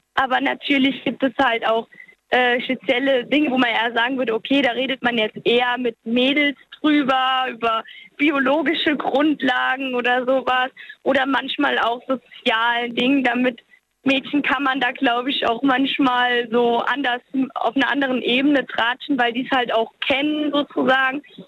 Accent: Walbach, Rhineland-Palatinate, Germany; ich komme aus Walbach. Das ist so ein ganz kleines Kaff im Hunsrück.

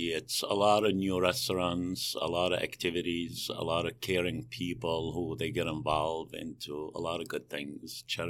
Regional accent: Jerusalem, Jerusalem District, Israel; now in United States; So I grew up in Jerusalem. Okay. I moved to U.S. in 82.

